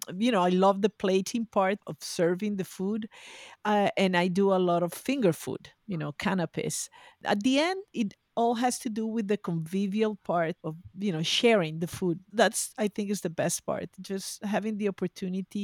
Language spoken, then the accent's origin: English; Venezuela; also born or lived in Boston; now in Spain; I'm originally from Venezuela. I studied in Boston. I moved to Spain.